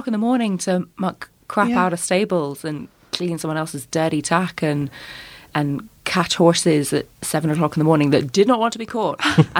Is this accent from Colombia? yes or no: no; London, United Kingdom; So I grew up in London, hence the accent. And we lived in this like quite horrid old council house